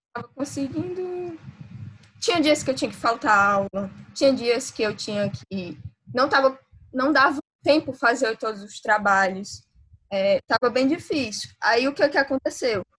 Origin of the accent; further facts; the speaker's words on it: interior of Ceará, Brazil; eu sou do interior do Ceará